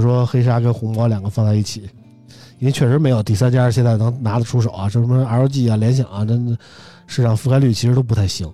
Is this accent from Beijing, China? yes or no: yes; Beijing, China; 我是北京人，喜欢北京国安